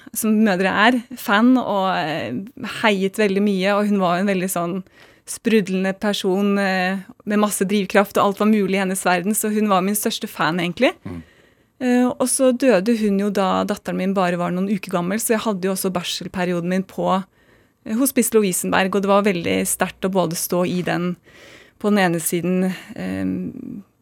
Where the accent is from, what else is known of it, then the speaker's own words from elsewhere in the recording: Oslo, Norway; also born or lived in United States; Jeg vokste opp på Smestad i Oslo